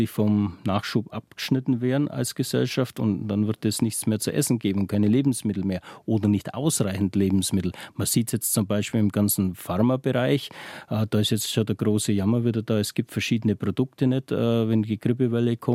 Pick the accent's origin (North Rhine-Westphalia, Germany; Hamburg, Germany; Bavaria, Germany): Bavaria, Germany; Heimat ist für mich einfach ähm, die Landschaft bei uns in Bayern, ähm, grün, äh, die entspannten Leute